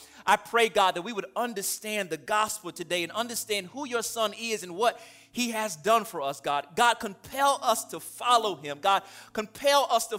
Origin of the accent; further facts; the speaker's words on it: the South, United States; I'm from the South